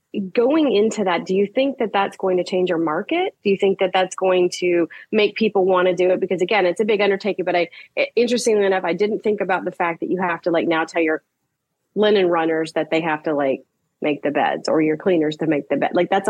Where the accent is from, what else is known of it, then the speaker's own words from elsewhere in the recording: Virginia, United States; I grew up in Virginia and vacationed on the East Coast, so in the Carolinas.